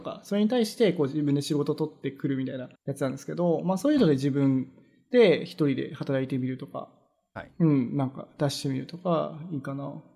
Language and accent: Japanese; Japan; now in Vancouver, Canada; 僕らみたい、日本人の人